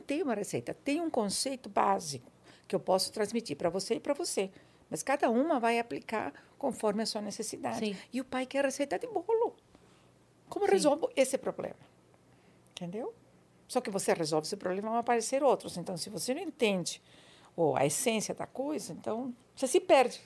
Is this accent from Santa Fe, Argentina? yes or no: no; Buenos Aires, Argentina; Portuguese is a second language; moved away as an adult; now in São Paulo, Brazil; Eu nasci na Argentina, em Buenos Aires.